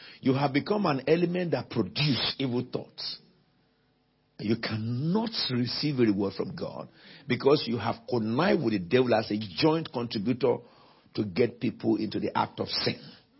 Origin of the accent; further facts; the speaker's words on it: United Kingdom; I'm not an African. I'm not a Caribbean. I'm Brexit. I'm British.